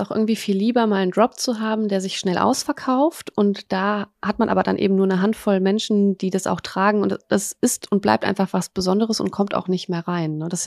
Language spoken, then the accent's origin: German; Poland; now in Germany; wir sind auch aus Polen